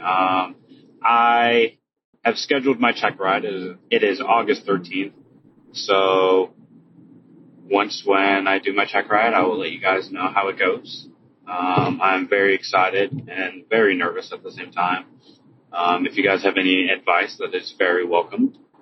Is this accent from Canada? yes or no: yes; Toronto, Ontario, Canada; I'm also Canadian, and from the great city in Canada, Toronto, Ontario